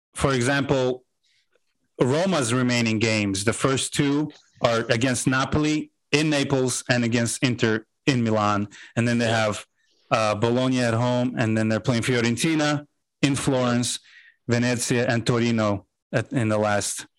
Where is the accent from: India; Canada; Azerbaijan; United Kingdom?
Azerbaijan; now in United States